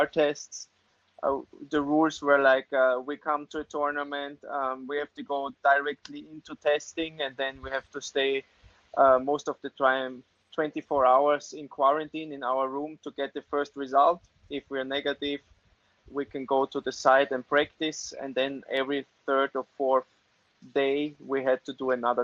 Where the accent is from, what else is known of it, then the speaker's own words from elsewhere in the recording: Graz, Styria, Austria; English is a second language; I'm from Styria, where everybody knows Arnold Schwarzenegger, so he's from my city, he was born in my city, and I'm from there